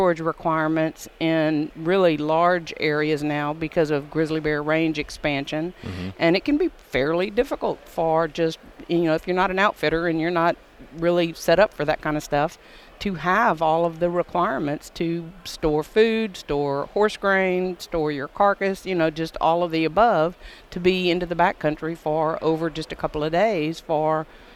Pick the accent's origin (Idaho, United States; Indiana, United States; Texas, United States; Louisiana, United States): Louisiana, United States; moved away as an adult; now in Wyoming, United States; I am from Louisiana.